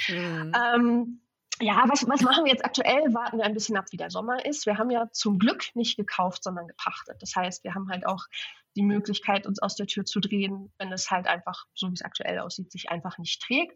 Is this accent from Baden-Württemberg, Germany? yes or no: no; Hamburg, Germany; moved away as an adult; also born or lived in Sylt / southern Sweden; now in Sweden; ich bin in Hamburg aufgewachsen, auch in der Großstadt